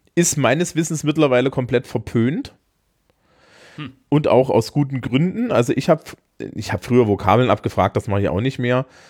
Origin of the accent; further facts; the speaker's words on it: Bavaria, Germany; bei uns in Bayern